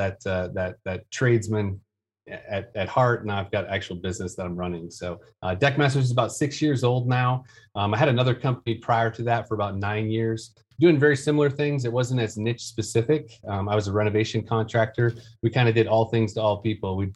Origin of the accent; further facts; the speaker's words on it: Detroit, Michigan, United States; now in Greenville, United States; I'm originally from Detroit area of Michigan.